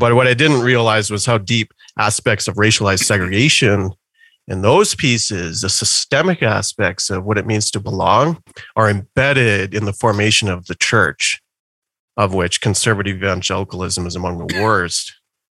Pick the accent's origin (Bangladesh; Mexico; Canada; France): Canada; Calgary, Alberta; I actually started going to church as a kid deep in the suburbs of Calgary. So I've lived in Calgary almost my whole life.